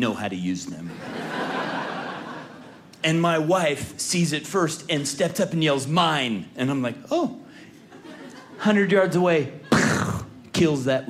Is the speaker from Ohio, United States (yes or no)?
no; California, United States; I was born and raised in California